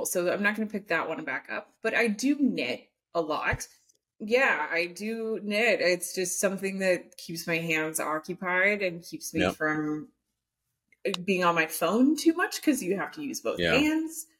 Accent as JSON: {"language": "English", "town": "Phoenix", "region": "Arizona", "country": "United States", "tie": "born or raised there", "also_born_or_lived": "Portland", "moved": "yes", "said": "I grew up in Phoenix originally"}